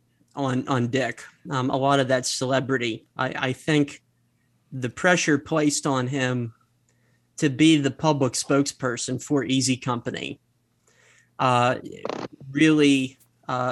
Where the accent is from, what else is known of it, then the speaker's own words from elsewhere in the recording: Altoona, Pennsylvania, United States; my hometown of Altoona, Pennsylvania.